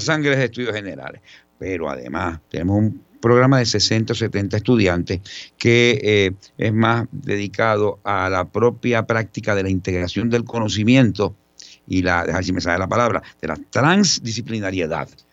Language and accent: Spanish; San Juan, Puerto Rico; Yo soy un puertorriqueño eh, criado entre Río Piedras y Santurce